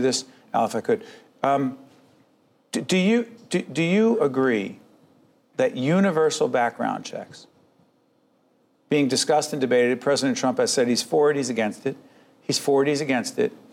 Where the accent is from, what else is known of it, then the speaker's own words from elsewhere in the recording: Newark, New Jersey, United States; I'm born and raised in Newark, New Jersey